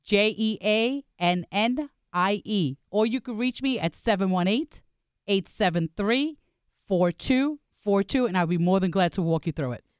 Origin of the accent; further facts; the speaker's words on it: New York City, New York, United States; I am from Staten Island, New York